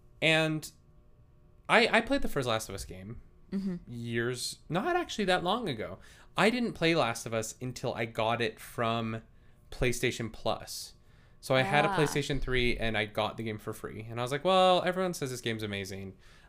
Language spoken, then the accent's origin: English; Canada; I am very Canadian